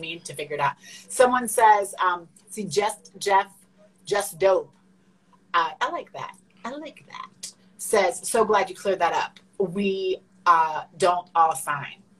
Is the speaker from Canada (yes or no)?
yes; Canada; I'm Canadian